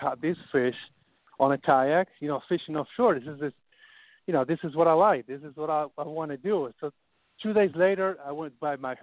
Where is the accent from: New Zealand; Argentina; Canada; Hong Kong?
Argentina; also born or lived in Hallandale, Florida; now in Florida, United States; I'm from Argentina, and we don't have the same fishery that is down here